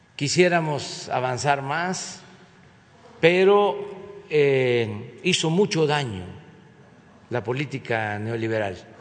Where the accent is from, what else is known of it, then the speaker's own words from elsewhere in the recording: Mexico; no somos malos los mexicanos por naturaleza